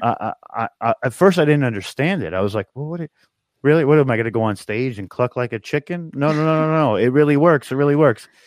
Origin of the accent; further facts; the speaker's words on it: New York, United States; we're from New York